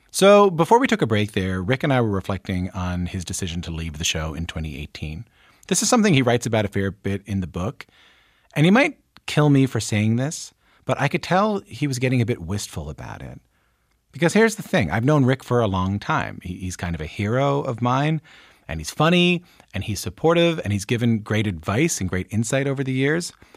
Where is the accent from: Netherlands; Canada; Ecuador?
Canada; Newfoundland and Labrador; where I'm from in Newfoundland and Labrador